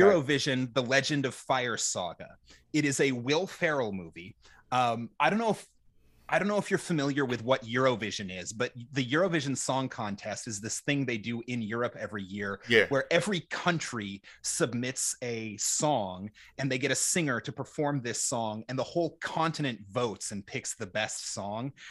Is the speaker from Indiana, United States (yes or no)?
no; Minnesota, United States; I I grew up in Minnesota. We're famous for our nice people